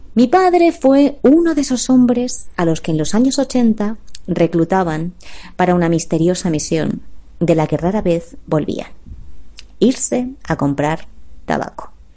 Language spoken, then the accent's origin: Spanish; Valladolid, Castile and León, Spain; also born or lived in Madrid / Salamanca; nací en Madrid, crecí em, en Valladolid y me, formé me eduqué entre Valladolid y Salamanca